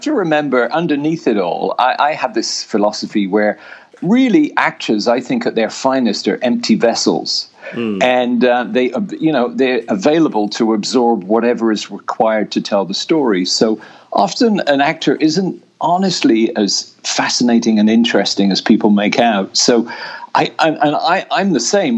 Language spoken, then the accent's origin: English; Oxford, South East England, United Kingdom; moved away as an adult; I was born in Oxford